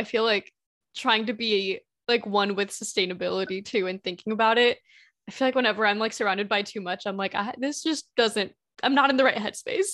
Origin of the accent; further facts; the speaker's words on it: Indiana, United States; I've lived in Indiana basically my entire life